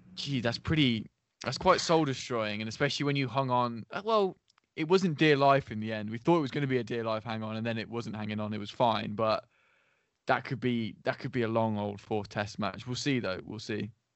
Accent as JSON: {"language": "English", "region": "England", "country": "United Kingdom", "said": "we're all English"}